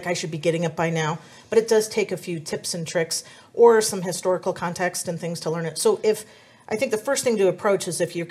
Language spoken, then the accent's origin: English; San Diego, California, United States; I am from San Diego